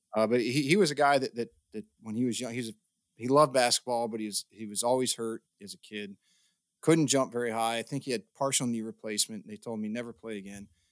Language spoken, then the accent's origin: English; Midwest, United States; growing up in the Midwest